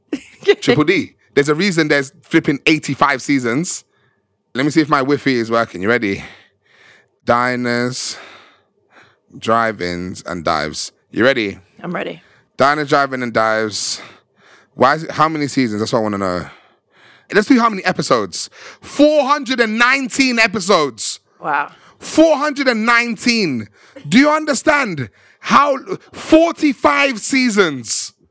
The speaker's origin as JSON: {"language": "English", "town": "Birmingham", "region": "West Midlands", "country": "United Kingdom", "said": "I'm from Birmingham. Oh my god! I'm from Birmingham."}